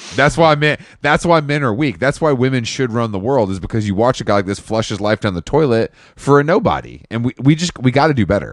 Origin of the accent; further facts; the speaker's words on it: United States; as an American